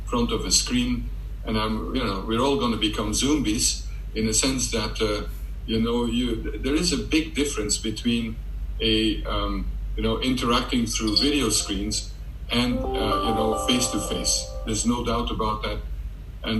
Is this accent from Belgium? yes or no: yes; Belgium; now in London, United Kingdom; I'm from Belgium